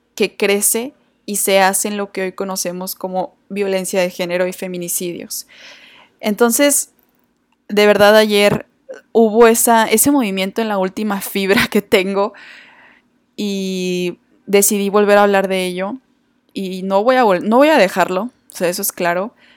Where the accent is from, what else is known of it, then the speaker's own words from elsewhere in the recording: Torreón, Coahuila, Mexico; mi ciudad natal Torreón